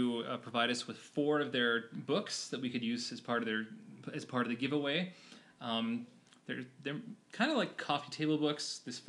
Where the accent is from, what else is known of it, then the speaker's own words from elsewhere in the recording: Logan, Utah, United States; I'm from Logan, Utah. It's a town just in northern Utah, home of Utah State University. It's in Cache Valley.